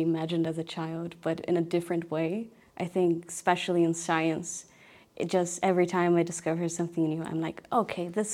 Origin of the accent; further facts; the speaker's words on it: Brazil; moved away; when I was a kid, I grew up in Brazil